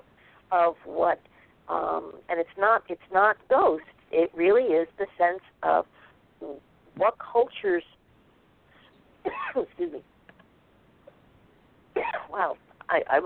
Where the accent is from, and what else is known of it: Norwalk, Connecticut, United States; born or raised there